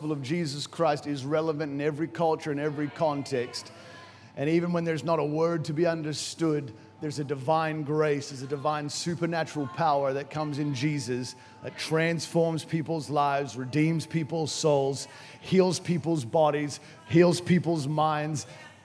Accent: Brisbane, Queensland, Australia; moved away as an adult; also born or lived in Nambour / Noosa / United States; now in Africa; I was born in Nambour. And I say Noosa, but technically it was Nambour. And I was raised actually in Noosa, then moved to the United States of America with my family when I was younger, moved back to Brisbane, was in Brisbane, finished my schooling in Brisbane

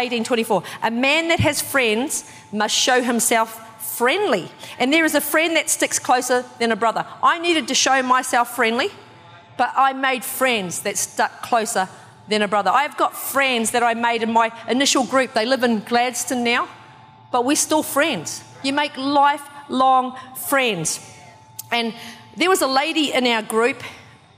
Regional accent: New Zealand; I'm from New Zealand, so I've came, like, grew up with gangs. Like, there's lots of gangs in the town that I'm from

